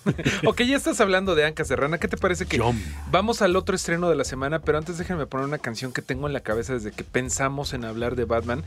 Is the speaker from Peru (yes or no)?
no; Mexico; como mexicano